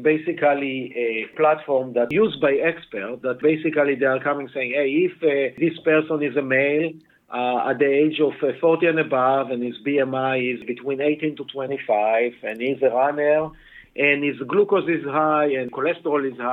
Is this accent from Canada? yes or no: no; Israel; English is a second language; moved away as an adult; now in Boston, United States; you can hear from my accent that I'm not a Native American. I actually was born and raised in Israel